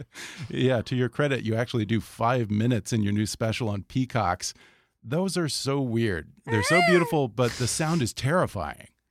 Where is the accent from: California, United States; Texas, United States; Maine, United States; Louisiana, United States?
Texas, United States; Houston; now in Los Angeles, United States; I'm from Texas too